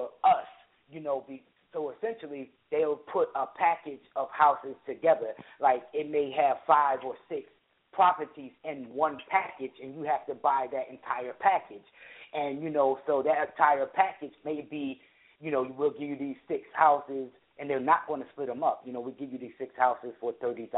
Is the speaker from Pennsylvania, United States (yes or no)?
yes; Philadelphia, Pennsylvania, United States; I'm actually from Philadelphia, Philly